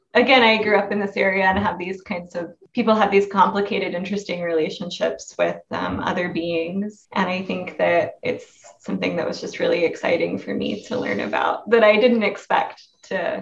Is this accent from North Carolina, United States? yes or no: no; Oklahoma, United States; I grew up in Oklahoma.